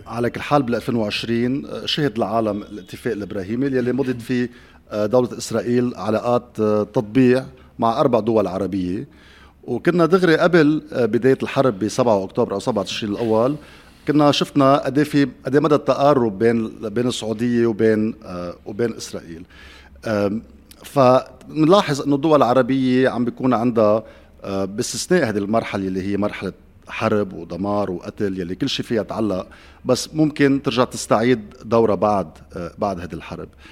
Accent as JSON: {"language": "Arabic", "country": "Lebanon"}